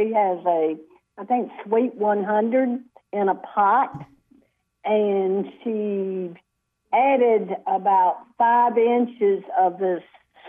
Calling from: Gibsonville, North Carolina, United States; I'm calling from Gibsonville.

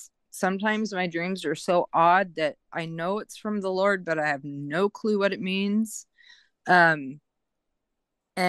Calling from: Medford, Oregon, United States; I'm from Medford, Oregon, Southern Oregon.

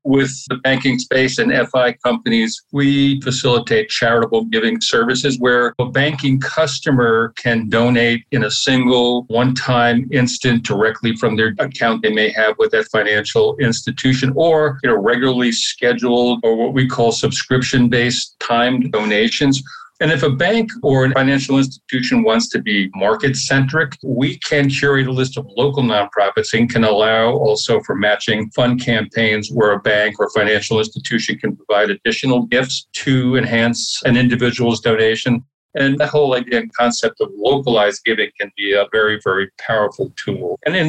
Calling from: Philadelphia, Pennsylvania, United States; I am in Center City, Philadelphia.

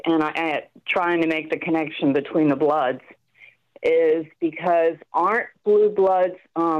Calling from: Virginia, United States; Incognito in Virginia.

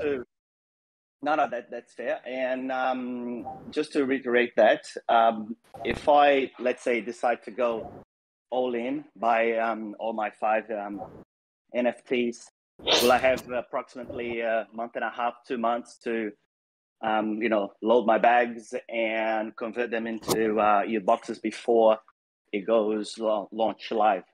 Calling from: Australia; I'm calling from Australia

